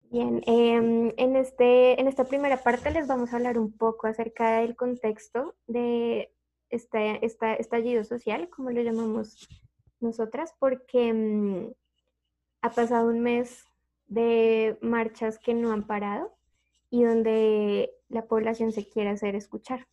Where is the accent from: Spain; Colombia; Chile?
Colombia